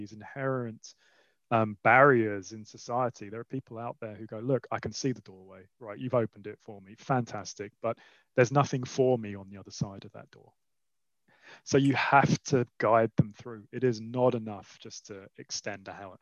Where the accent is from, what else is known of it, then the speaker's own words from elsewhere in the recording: London, United Kingdom; also born or lived in Switzerland; I grew up in Southeast London and went to a school near Lewisham